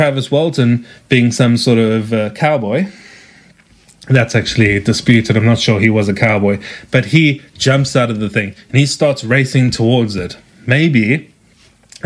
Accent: South Africa; accent: South African; as you can tell from my accent, I am South African.

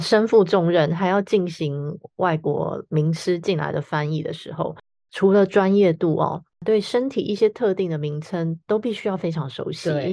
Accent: Taiwan; 我们台湾人

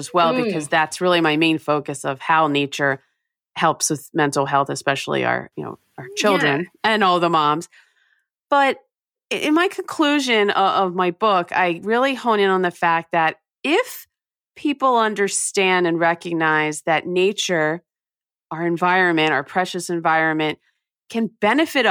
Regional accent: New Jersey, United States; I grew up in New Jersey in the U.S.

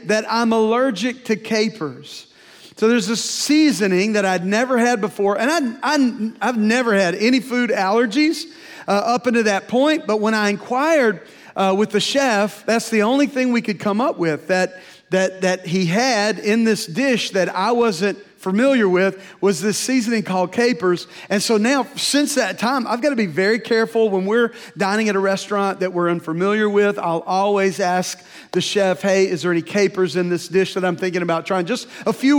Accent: Louisiana, United States; moved away; also born or lived in Tulsa, Oklahoma; I was from Louisiana

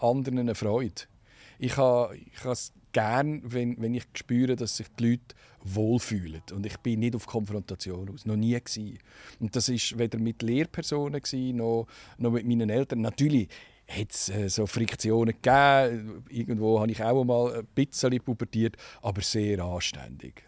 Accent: Zug, Switzerland; also born or lived in Burgdorf, Canton of Bern / Rüegsau; sind nachher aber wegen dem Job von meinem Vater im Kanton Zug 1979 und habe dann die ganze Schulzeit im Kanton Zug gemacht und darum fühle ich mich auch als, als Zuger und, und nicht mehr als Berner

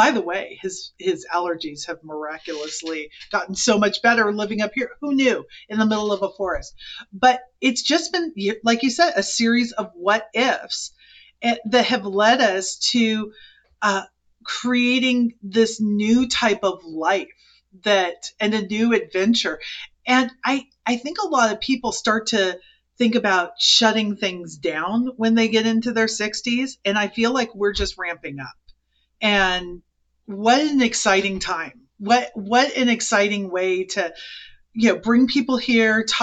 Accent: Silicon Valley, California, United States; moved away as an adult; we're from Silicon Valley

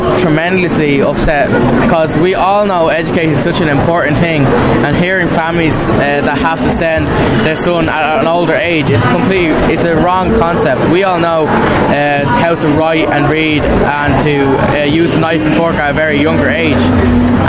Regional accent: India; now in Lucan, Dublin, Ireland; I come from India

